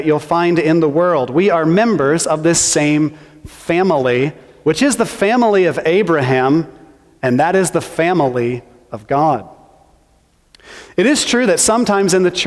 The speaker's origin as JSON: {"language": "English", "region": "Missouri", "country": "United States", "said": "I'm from Missouri"}